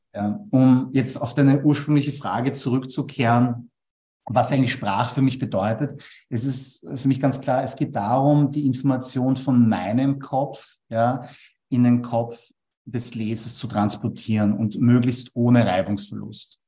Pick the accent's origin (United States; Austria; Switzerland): Austria; Vienna; Ich bin aber in Wien geboren und aufgewachsen